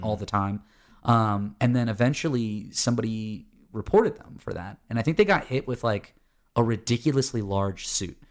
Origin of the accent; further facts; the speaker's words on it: Florida, United States; now in Atlanta, United States; I grew up in Florida, and then I live in Georgia